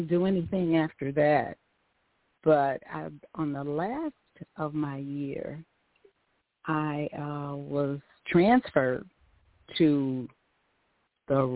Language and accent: English; Gary, Indiana, United States; moved away as an adult; now in Michigan, United States; my hometown is Gary, Indiana